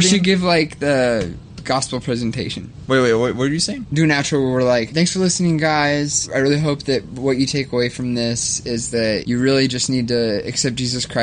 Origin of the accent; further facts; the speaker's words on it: United States; I'm a 20 year old American in 2017.